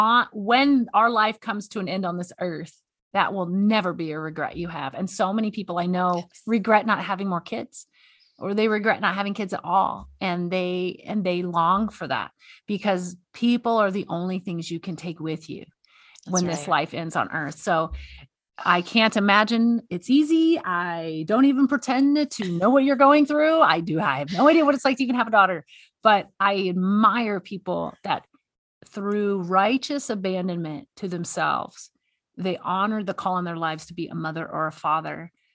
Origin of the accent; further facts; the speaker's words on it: the South, United States; Stephanie and I have a lot of common. We're both from the South.